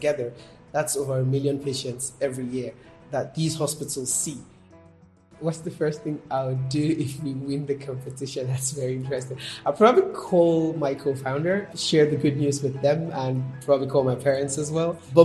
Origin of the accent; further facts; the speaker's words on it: Ogun State, Nigeria; I'm from Ogun State here in Nigeria